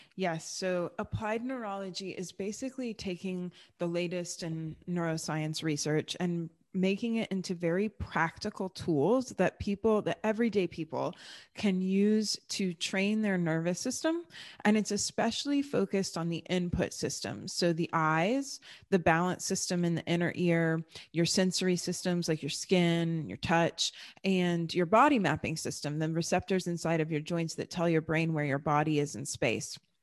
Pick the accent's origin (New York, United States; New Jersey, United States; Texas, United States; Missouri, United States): Texas, United States; born or raised there; also born or lived in Germany